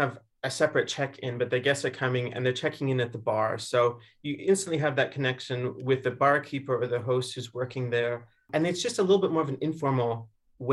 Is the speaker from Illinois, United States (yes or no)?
yes; Chicago, Illinois, United States; moved away; I'm from Chicago originally, so walking along the lakeshore in Chicago